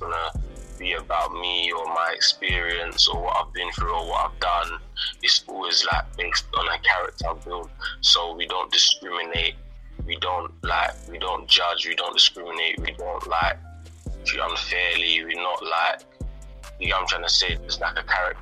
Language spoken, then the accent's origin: English; London, United Kingdom; the area where I grew up in East London